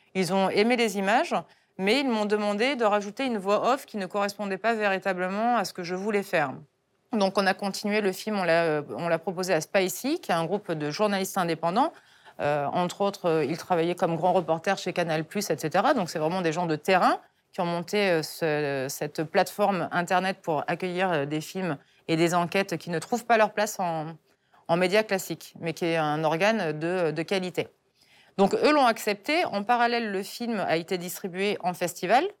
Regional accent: France; moi, en tant que Française

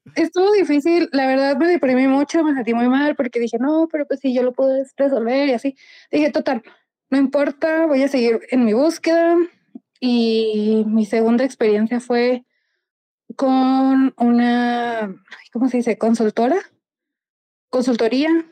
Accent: Mexico; soy mexicana

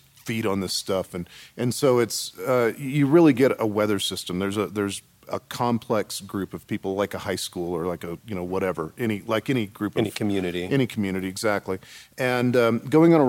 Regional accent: San Antonio, Texas, United States; I'm from San Antonio, and immigration issues are very, very real for us there.

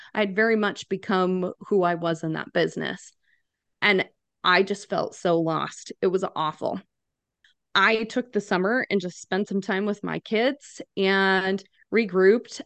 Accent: Wyoming, United States; moved away as an adult; now in Phoenix, United States; I am originally from Wyoming. So naturally grew up with a bunch of boys

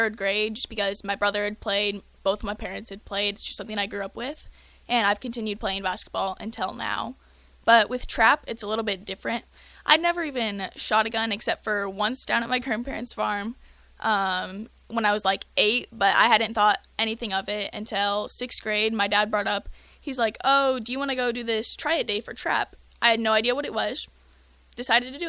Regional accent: Lincoln, Nebraska, United States; I grew up in Lincoln

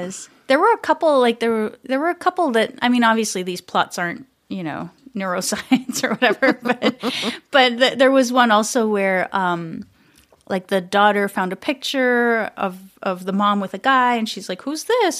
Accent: Montreal, Quebec, Canada; moved away as an adult; now in Minneapolis, United States; originally from Montreal, Canada, but living in Minneapolis for many years now

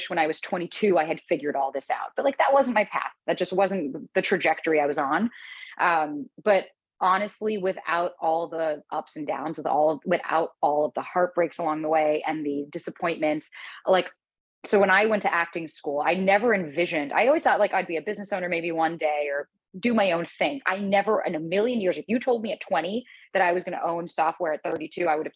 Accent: South Florida, United States; moved away as an adult; also born or lived in New York; I was born in South Florida. Both of my parents came to America, and then they moved to Florida to have me.

